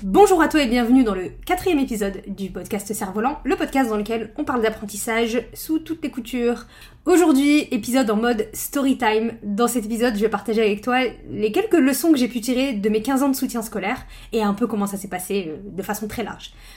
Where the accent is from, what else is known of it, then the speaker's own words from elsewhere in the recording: northern France, France; je viens du nord de la France